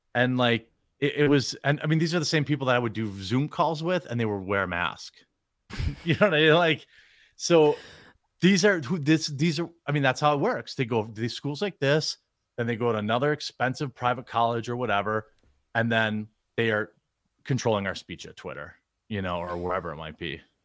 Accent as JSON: {"language": "English", "country": "United States", "said": "as an American, I'm sorry, as a Yank"}